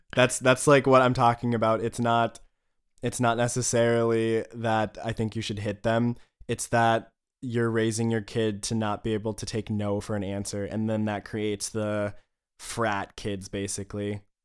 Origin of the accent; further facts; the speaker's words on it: United States; moved away; as an American